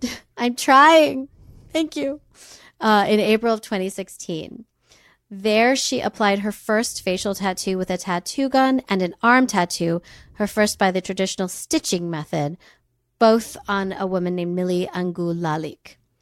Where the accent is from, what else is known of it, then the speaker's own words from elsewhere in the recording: United States; a white person born in America